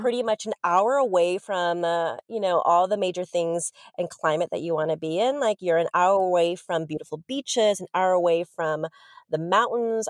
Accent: Los Angeles, California, United States; moved away as an adult; also born or lived in Korea / Boston / New York; now in London, United Kingdom; I grew up in L

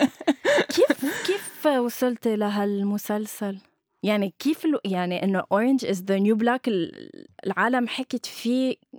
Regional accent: Lebanon

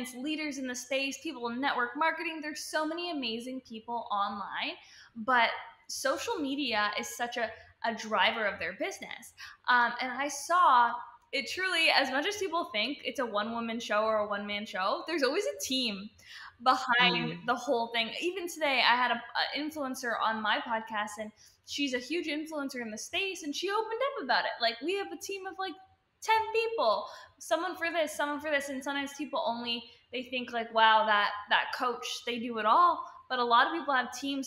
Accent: Toronto, Ontario, Canada; moved away as an adult; now in Los Angeles, United States; I am from Canada, Toronto, Ontario

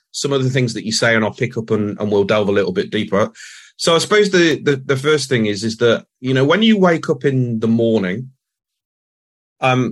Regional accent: Nottingham, East Midlands, United Kingdom; moved away; I'm from Nottingham in the UK.

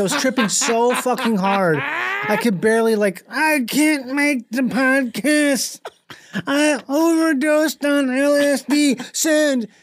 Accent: Rochester, Minnesota, United States; Grew up in Minnesota.

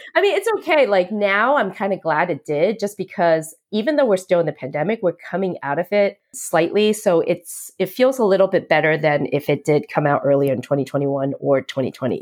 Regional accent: United States; also born or lived in Taiwan; I was born in Taiwan, so unlike Lexa, I am a hundred percent Taiwanese. Um, but we moved here when I was seven, so I've always grown up feeling like I was American 'cause I was really brought up here

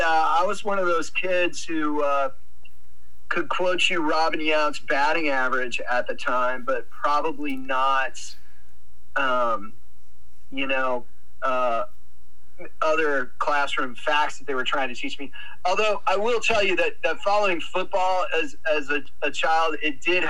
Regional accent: Wisconsin, United States; when I was a child, growing up in Wisconsin

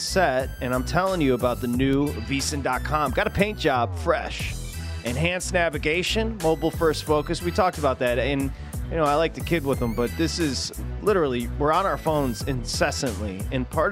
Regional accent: Michigan, United States; I'm from Michigan

